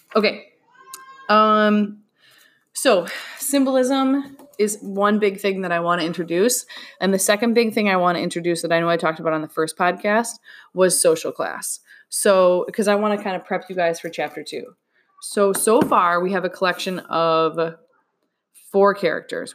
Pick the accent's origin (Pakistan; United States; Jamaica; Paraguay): United States; we, as an American people